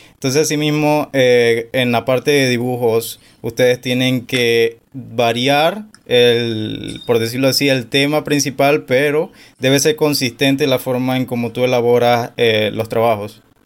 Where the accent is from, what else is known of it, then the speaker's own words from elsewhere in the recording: David, Chiriquí, Panama; yo soy de David Chiriquí